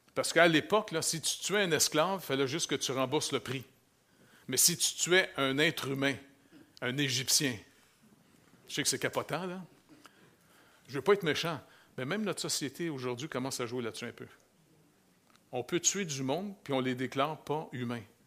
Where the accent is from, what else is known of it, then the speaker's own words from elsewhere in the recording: Quebec, Canada; moved away; si je retourne chez nous au Québec, là, je retourne à ville